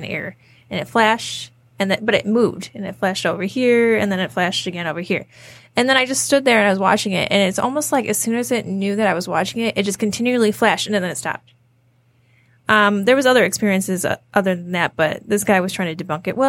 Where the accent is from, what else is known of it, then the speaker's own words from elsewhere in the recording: Downriver, Michigan, United States; we're from Downriver